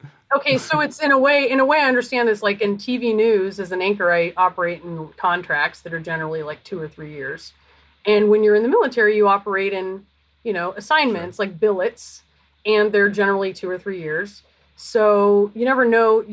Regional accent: Canberra, Australian Capital Territory, Australia; now in United States; I was born in Canberra

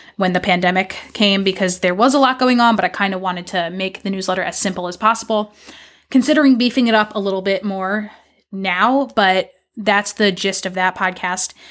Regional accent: New York, United States; moved away as an adult; also born or lived in Mississippi / California; now in Portland, Maine, United States; I grew up in New York

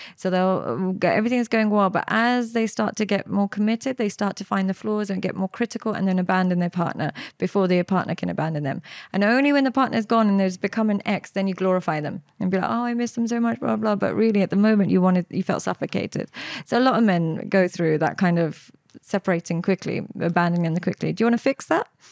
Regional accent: London, United Kingdom; I grew up in London with my parents. I grew up, um, just outside West London

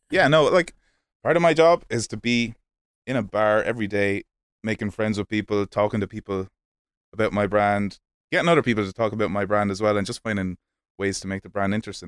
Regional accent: Kilkenny, Leinster, Ireland; moved away as an adult; also born or lived in Limerick; I was born in Kilkenny, down in the southeast of Ireland, the sunny southeast of Ireland.

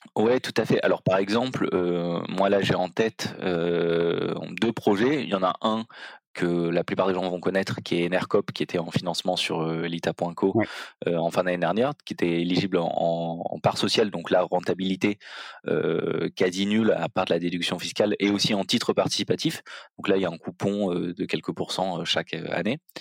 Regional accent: Marseille, Provence-Alpes-Côte d'Azur, France; moved away; also born or lived in Belgium; je suis originaire de Marseille

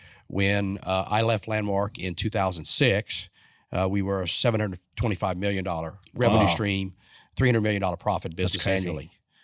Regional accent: Louisiana, United States; I graduated from the University of Louisiana in Lafayette. I'm Cajun born, South Louisiana.

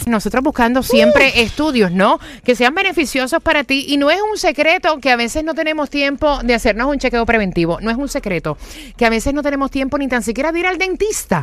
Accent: Puerto Rico

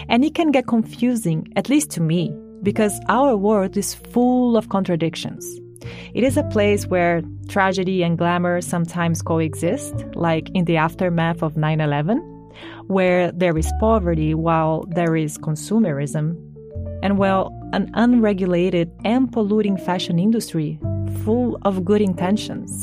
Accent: Brazil; moved away as an adult; When I was 18, I was scouted in my home country, Brazil

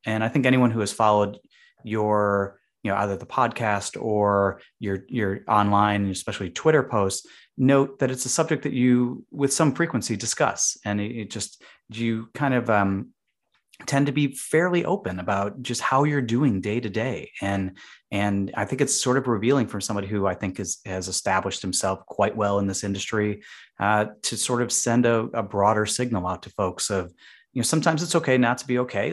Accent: Chicago, Illinois, United States; now in Boston, United States; I'm from Chicago, and even though it is a very big city

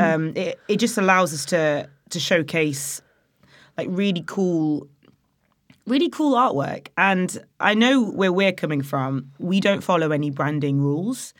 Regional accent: Nottingham, East Midlands, United Kingdom; moved away; also born or lived in Loughborough; I'm from Nottingham originally.

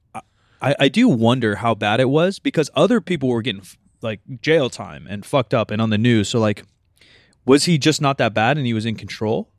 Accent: Sacramento, California, United States; grew up here, so I'm a Kings-ish fan

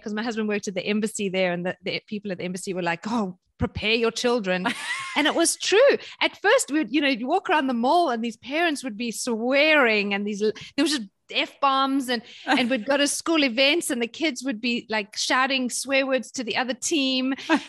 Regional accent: South Africa; But, you know, I was brought up in South Africa during apartheid and during sanctions.

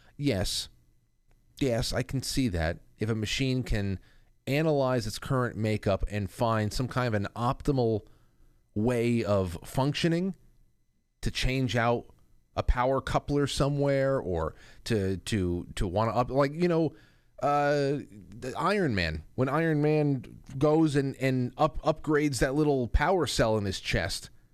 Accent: Westchester, New York, United States; my hometown, right? Ed Sullivan's from over here in Westchester

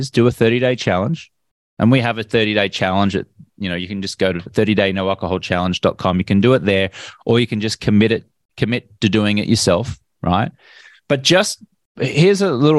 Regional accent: Australia; I grew up in Australia where everyone my age drank.

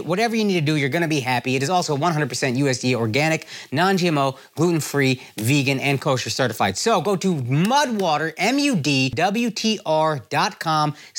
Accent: Dallas, Texas, United States; I'm from Dallas

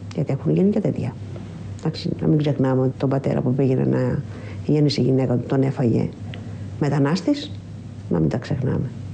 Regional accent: Piraeus, Attica, Greece; είμαι από τον Πειραιά

